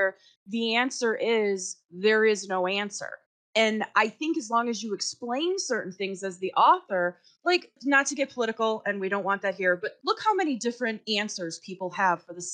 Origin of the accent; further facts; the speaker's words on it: Chicago, Illinois, United States; as a Chicagoan